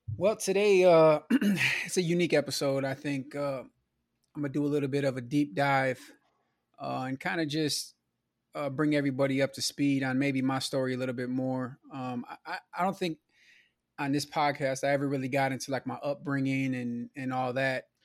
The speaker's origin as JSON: {"language": "English", "town": "Milwaukee", "region": "Wisconsin", "country": "United States", "tie": "born or raised there", "said": "I grew up in Milwaukee, you know, on the south side, my childhood was in the nineties"}